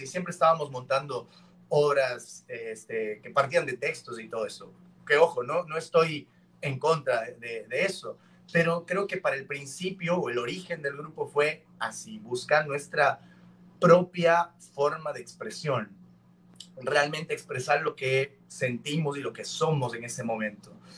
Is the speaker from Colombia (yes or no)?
no; Cuenca, Azuay, Ecuador; now in Guayaquil, Ecuador; Yo no soy oriundo de Guayaquil, yo nací en Cuenca, yo nací en la montaña.